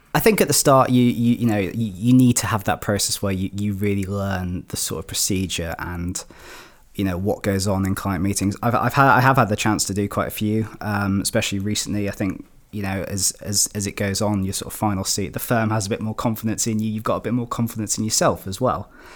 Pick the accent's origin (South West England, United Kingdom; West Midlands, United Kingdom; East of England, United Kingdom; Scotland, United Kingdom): West Midlands, United Kingdom; Shropshire; I'm from Shropshire, my family's in Shropshire